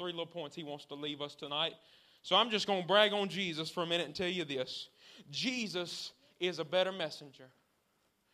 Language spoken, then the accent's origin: English; the South, United States; Since I'm from the South